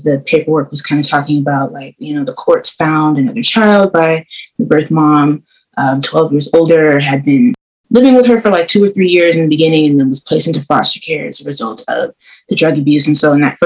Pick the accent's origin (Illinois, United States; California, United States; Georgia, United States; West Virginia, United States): California, United States; Oakland; I'm 25. I was born in Oakland